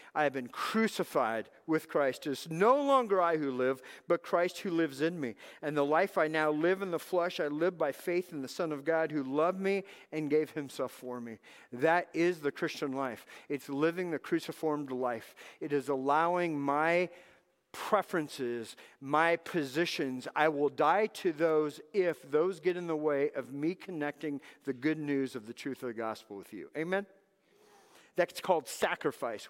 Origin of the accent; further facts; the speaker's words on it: Southern California, United States; moved away; also born or lived in Texas; I was raised in Southern California.